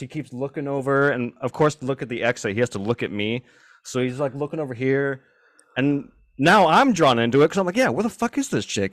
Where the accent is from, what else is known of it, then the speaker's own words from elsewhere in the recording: Richland, Washington, United States; We grew up in Hanford, or not in Hanford, Richland, which is the neighboring